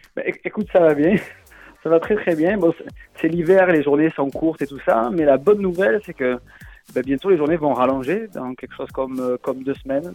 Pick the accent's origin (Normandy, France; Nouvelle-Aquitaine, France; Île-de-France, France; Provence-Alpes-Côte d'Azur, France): Provence-Alpes-Côte d'Azur, France; Marseille; accent: Marseillais; j'ai l'accent marseillais